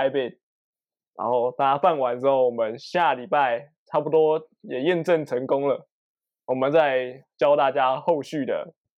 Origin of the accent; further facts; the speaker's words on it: Taiwan; 我们是台湾人嘛